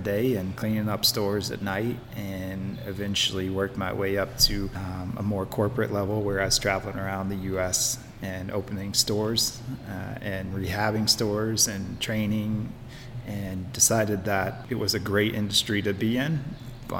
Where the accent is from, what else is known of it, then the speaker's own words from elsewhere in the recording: Memphis, Tennessee, United States; also born or lived in Florida / Cortland, New York; now in Old Forge, United States; I grew up in Memphis, Tennessee, down on the Mississippi River